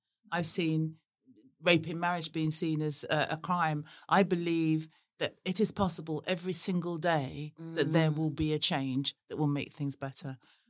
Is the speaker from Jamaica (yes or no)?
no; Worthing, South East England, United Kingdom; even as a child living in Worthing in Sussex, where nobody had ever heard my name before.